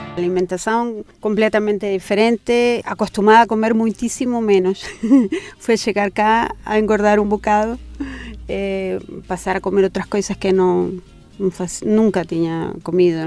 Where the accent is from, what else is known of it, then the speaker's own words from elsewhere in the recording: Santiago, Santiago Metropolitan Region, Chile; moved away as an adult; now in Portugal; soy de Santiago de Chile, estoy aquí a 26 años